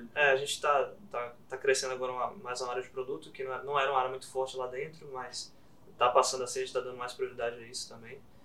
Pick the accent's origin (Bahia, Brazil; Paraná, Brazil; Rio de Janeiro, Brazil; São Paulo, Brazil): Bahia, Brazil; de ser baiano, né? de ser daqui da Bahia